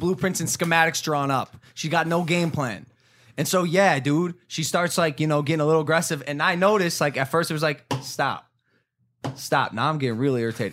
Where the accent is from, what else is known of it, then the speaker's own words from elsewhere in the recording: Ohio, United States; moved away; a dude who was, like, born and raised in Ohio